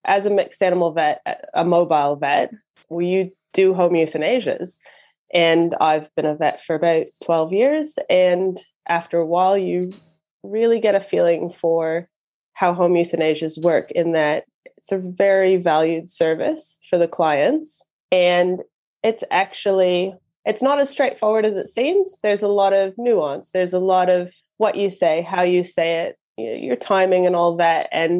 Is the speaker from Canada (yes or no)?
yes; Canada; now in New Zealand; Yeah, it's funny now because my accent sounds odd here and my accent sounds odd at home as well. So I don't really fit in anywhere anymore. But yeah, so I'm from Canada.